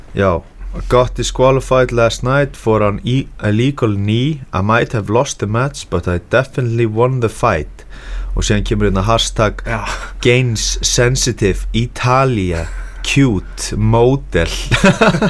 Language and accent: Icelandic; Iceland; ég er frá Íslandi og ég er að æfa með Gunnar Nelson